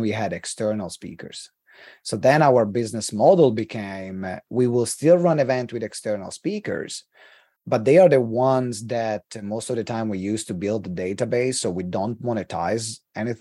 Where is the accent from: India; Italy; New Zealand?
Italy; accent: Italian; English is a second language; moved away as an adult; also born or lived in United Kingdom; English is not my first language.